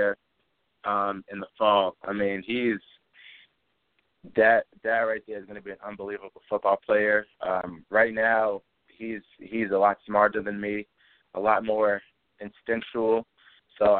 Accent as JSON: {"language": "English", "region": "Massachusetts", "country": "United States", "tie": "born or raised there", "also_born_or_lived": "London, England / Framingham, Massachusetts / Grafton, Massachusetts", "said": "I grew up in Framingham, Massachusetts, and I moved to Grafton, Massachusetts, where I call my hometown in the middle of sixth grade"}